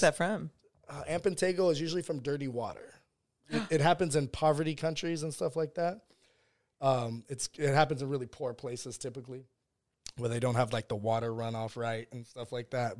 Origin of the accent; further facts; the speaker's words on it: West Virginia, United States; also born or lived in San Diego, California / South Bronx, New York; I grew up in West Virginia